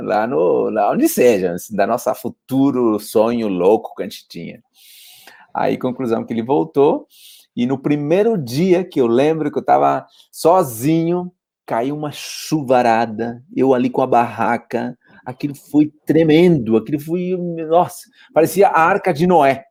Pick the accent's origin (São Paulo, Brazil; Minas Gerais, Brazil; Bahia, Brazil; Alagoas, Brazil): São Paulo, Brazil; Poá; moved away as an adult; now in Spain; eu sou paulistano, nasci na zona leste de São Paulo